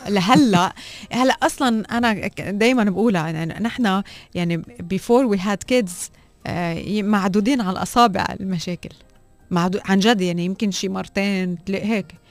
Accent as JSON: {"language": "Arabic", "country": "Lebanon", "said": "وانا لبنانيه"}